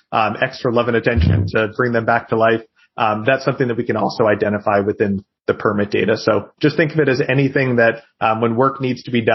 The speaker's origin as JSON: {"language": "English", "region": "New Hampshire", "country": "United States", "tie": "born or raised there", "also_born_or_lived": "Boston", "moved": "yes", "said": "my hometown in New Hampshire."}